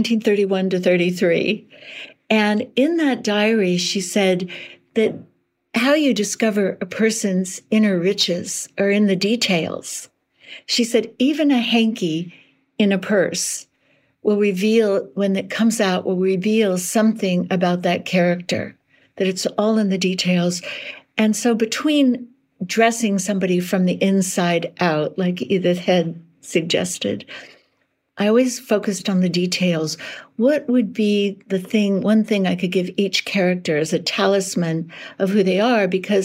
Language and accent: English; Berkeley, California, United States; I'm from Berkeley.